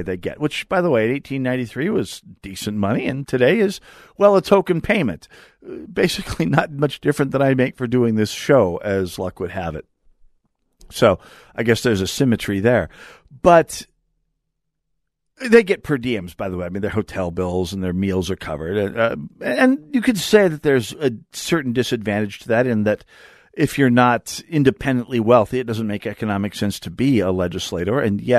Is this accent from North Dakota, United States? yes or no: yes; North Dakota, United States; moved away as an adult; now in Twin Cities, United States; my home state of North Dakota